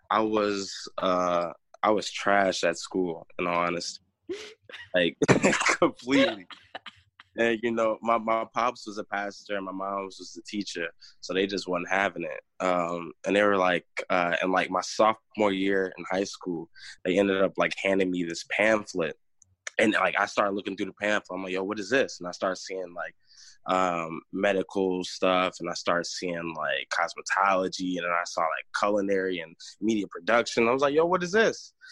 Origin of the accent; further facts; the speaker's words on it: North Carolina, United States; born there; also born or lived in Chicago / Northwest Indiana; now in Michigan, United States; I'm from um, so born in North Carolina. I moved from North Carolina to Chicago from Chicago to Northwest Indiana, um, and now I am in Michigan.